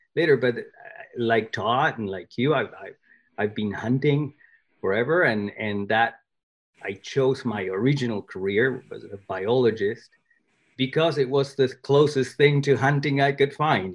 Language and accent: English; Argentina; English is a second language; moved away; I was born in Argentina